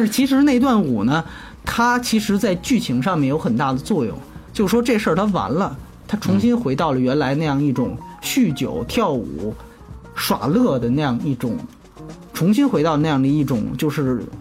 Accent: China; 反正我们中国人看，尤其是内地人看

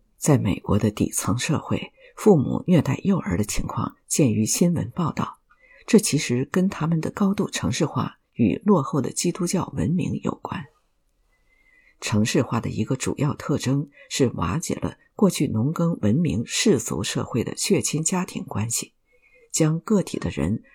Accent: Shanghai, China; 我们这一代上海人从小就住在罗斯科里

